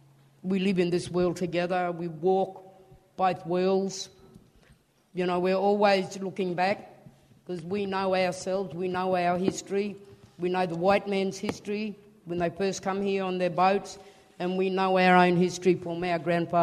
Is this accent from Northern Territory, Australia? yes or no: yes; Alice Springs, Northern Territory, Australia; I was born here in Alice Springs. I'm a descendant of the Kayiri, Jaranda, Walpri and Warramunga people.